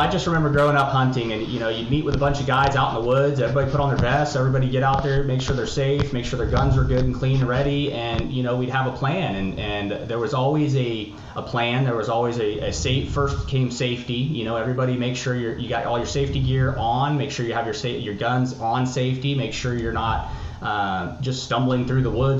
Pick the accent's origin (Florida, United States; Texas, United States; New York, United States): Florida, United States; also born or lived in Tampa, Florida / Miami, Florida / Palm Harbor, Florida / Clearwater, Florida; now in Tulsa, United States; I grew up in Florida. I grew up all over the place, but Florida is what I call home, always has been. Tampa, Miami, Palm Harbor, Clearwater area has always been my home